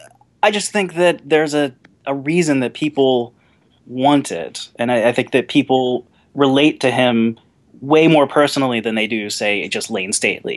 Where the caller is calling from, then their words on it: Pittsburgh, Pennsylvania, United States; I am calling from Pittsburgh, Pennsylvania.